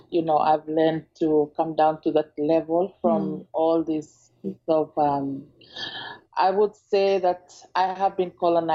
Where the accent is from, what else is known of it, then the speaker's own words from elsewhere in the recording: Malaita, Solomon Islands; I come from Solomon Islands. I'm a native from Malaita province in the Solomon Islands.